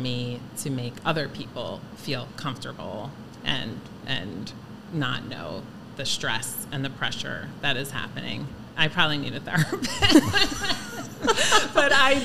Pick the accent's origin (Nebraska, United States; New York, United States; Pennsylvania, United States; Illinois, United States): New York, United States; Miller Place; I grew up in Miller Place